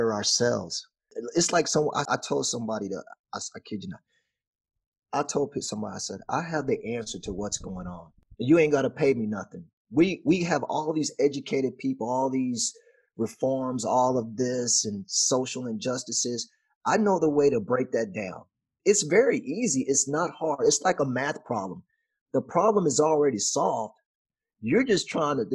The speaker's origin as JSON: {"language": "English", "region": "Texas", "country": "United States", "said": "I'm from Texas"}